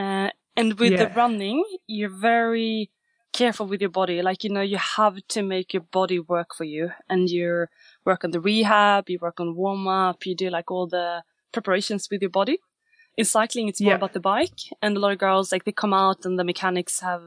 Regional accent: Sweden; I'm from Sweden, which is a very, very small country

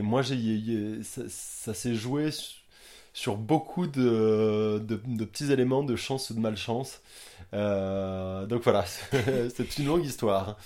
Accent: Quimper, Brittany, France; now in Watford, United Kingdom; je suis breton, euh, je viens de Quimper

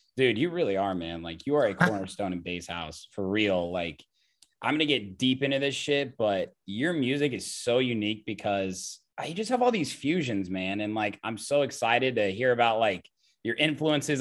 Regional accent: Indiana, United States; I grew up in Indiana

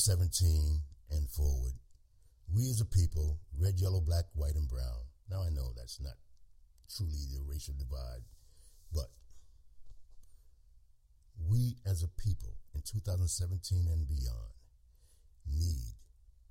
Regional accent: United States; What I am is an American who seeks the truth

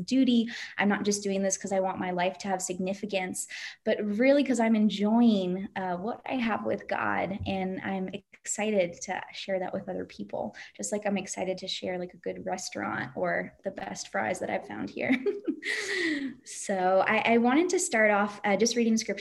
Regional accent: United States; moved away as an adult; when I lived in the States

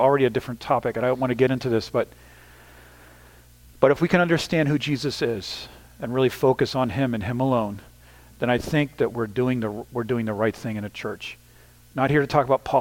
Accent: the Northeast of the United States, United States; moved away; also born or lived in Ukraine; the kind of culture I grew up in the Northeast of the United States

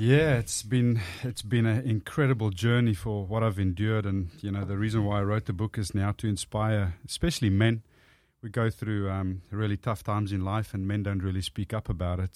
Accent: South Africa; accent: South African; first language Afrikaans; English is a second language; moved away as an adult; now in Australia; I grew up speaking Afrikaans, which is basically Dutch

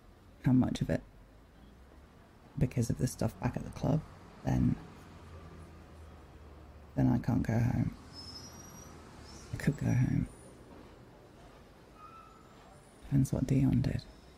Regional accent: United Kingdom; Yeah. Originally. Came over here for a holiday, I guess.

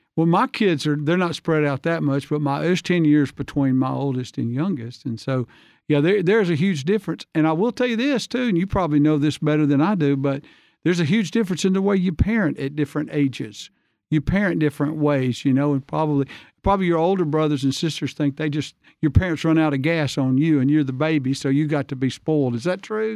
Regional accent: Hansville, Alabama, United States; I grew up in Hansville, Alabama

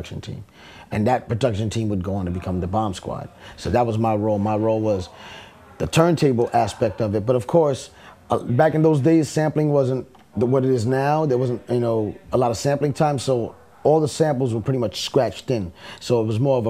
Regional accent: New York City, New York, United States; moved away; also born or lived in Long Island; I'm from the Bronx originally, so I moved to Long Island

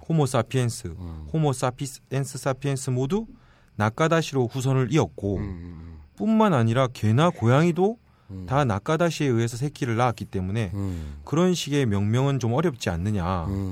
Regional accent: Busan, South Korea; 저 사실 부산 사람인데

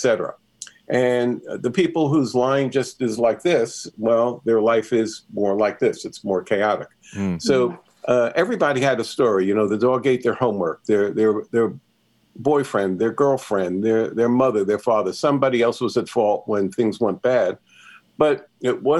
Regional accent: New York City, New York, United States; I grew up in New York City

